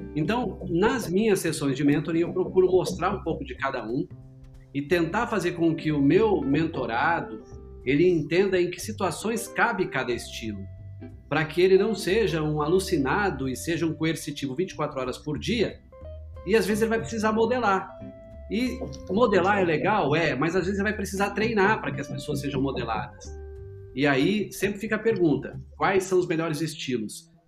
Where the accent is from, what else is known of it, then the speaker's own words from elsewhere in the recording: Maringá, Paraná, Brazil; moved away; Eu sou vindo do interior do Paraná, né? Eu sou de Maringá, no interior do Paraná